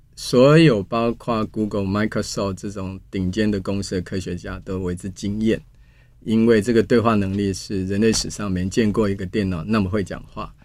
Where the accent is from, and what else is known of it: Taiwan